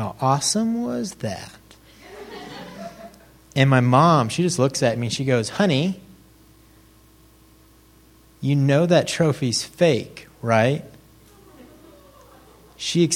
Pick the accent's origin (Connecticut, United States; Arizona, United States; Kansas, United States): Kansas, United States; I'm from Kansas.